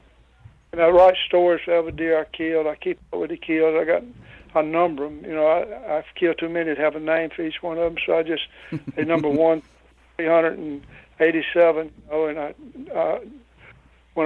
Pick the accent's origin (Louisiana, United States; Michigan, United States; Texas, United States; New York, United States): Louisiana, United States; born or raised there